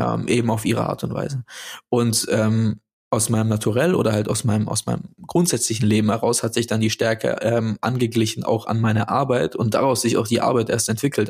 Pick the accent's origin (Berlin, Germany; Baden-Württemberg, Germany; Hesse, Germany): Baden-Württemberg, Germany; Stuttgart; ich bin in Neugereuth aufgewachsen.